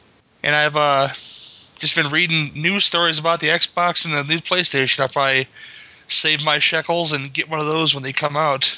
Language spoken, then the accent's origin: English; Chicago, Illinois, United States; I'm from Chicagoland, Illinois. I live in the suburbs.